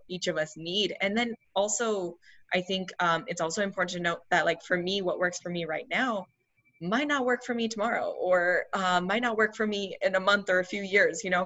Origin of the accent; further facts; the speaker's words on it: India; I'm Indian. I grew up with Ayurvedic medicine